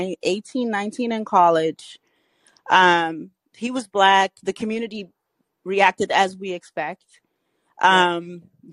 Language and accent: English; Cape Verde; moved away; I'm Cabo Verdean